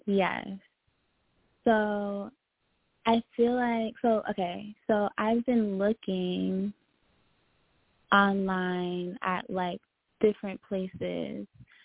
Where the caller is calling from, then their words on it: Long Island, New York, United States; calling from New York.